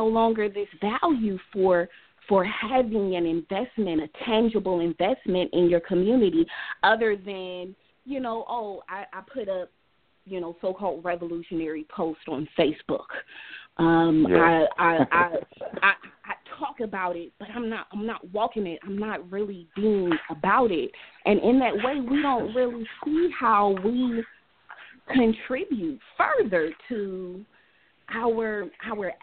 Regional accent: Oakland, California, United States; I grew up in West Oakland

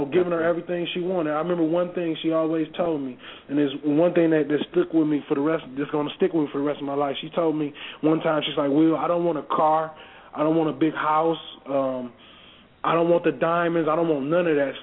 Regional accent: Pontiac, Michigan, United States; doing all the things that I grew up seeing in Pontiac, Michigan.

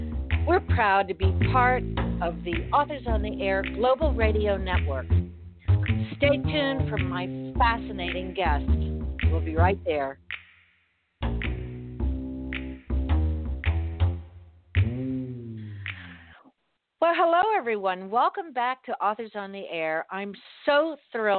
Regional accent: Miami, Florida, United States; moved away; I'm originally from Miami

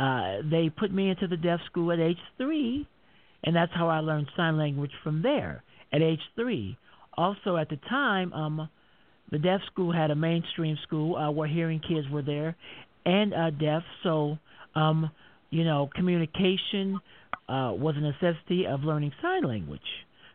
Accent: Denver, Colorado, United States; I'm from Denver, Colorado.

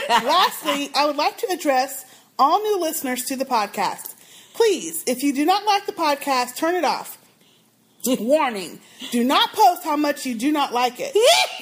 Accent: New York, United States; accent: Harlem accent; However, I was raised in East Harlem, Manhattan, and have been told by other New Yorkers that I have a Harlem accent.

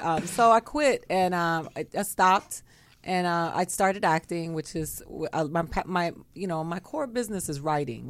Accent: Miami, Florida, United States; moved away as an adult; also born or lived in Tallahassee, Florida; now in Los Angeles, United States; I grew up in Florida. I grew up in Miami, Florida

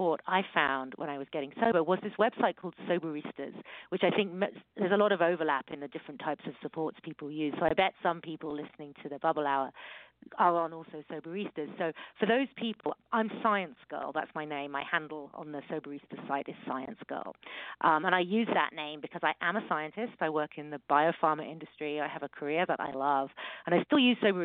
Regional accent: United Kingdom; accent: British; moved away as an adult; now in California, United States; from my accent, you can hear that I'm British, but I live in America. I live in California, and I came over here more than 20 years ago

